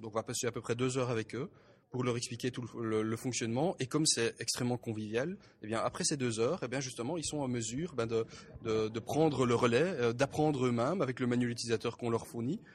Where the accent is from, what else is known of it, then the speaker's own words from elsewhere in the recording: Belgium; moi, en tant que, euh, en tant que Belge